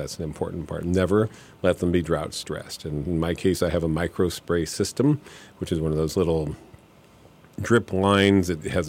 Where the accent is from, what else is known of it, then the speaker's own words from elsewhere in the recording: Michigan, United States; I want these northern high bush blueberries I grew up with in Michigan or whatever